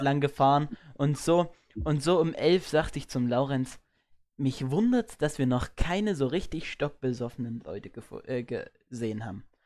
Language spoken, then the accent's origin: German; Erzgebirge, Saxony, Germany; bei uns im Erzgebirge